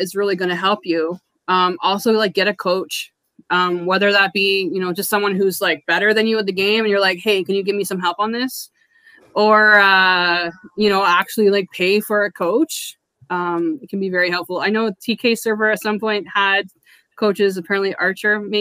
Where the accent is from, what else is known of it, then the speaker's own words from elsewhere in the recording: Canada; I'm Canadian